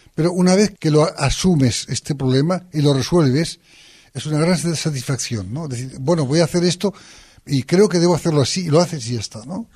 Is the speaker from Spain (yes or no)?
yes; northern Aragon, Spain; yo soy del norte de Aragón